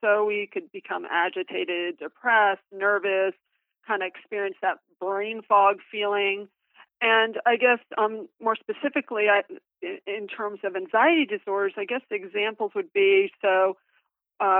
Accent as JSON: {"language": "English", "region": "South Florida", "country": "United States", "tie": "born or raised there", "also_born_or_lived": "Key West, Florida / Indiana", "said": "I'm a South Florida native, so let me just start by saying I was born in Key West"}